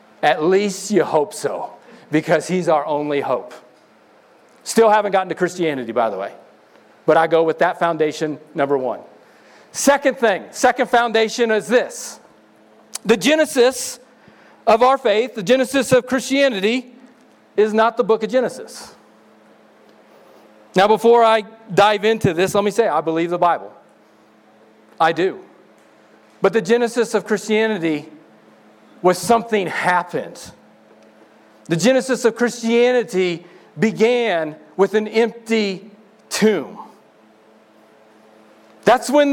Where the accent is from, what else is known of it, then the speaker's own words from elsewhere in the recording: Missouri, United States; I'm from Missouri.